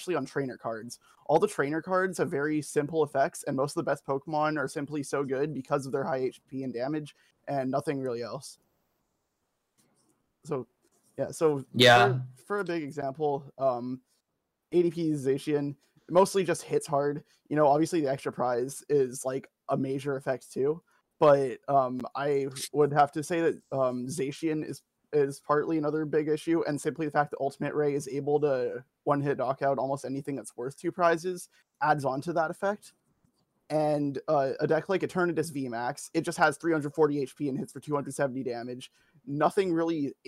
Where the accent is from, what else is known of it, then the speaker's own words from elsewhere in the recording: Vancouver, British Columbia, Canada; I am from Vancouver, British Columbia.